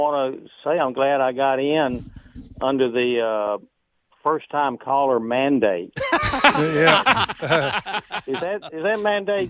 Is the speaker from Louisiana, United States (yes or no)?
yes; Winnsboro, Louisiana, United States; my hometown in Winsboro